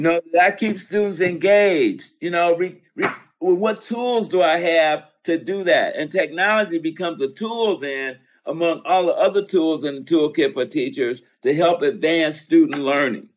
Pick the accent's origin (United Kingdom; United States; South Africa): United States; Roseville; I come from Roseville. That's where I went to school